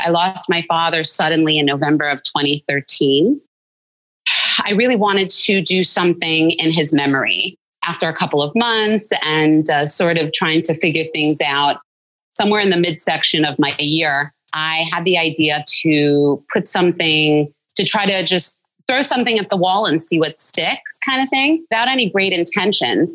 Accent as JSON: {"language": "English", "town": "Highland Park", "region": "New Jersey", "country": "United States", "tie": "born or raised there", "moved": "yes", "lives_now": "New York, United States", "said": "I was born and raised in Highland Park, New Jersey"}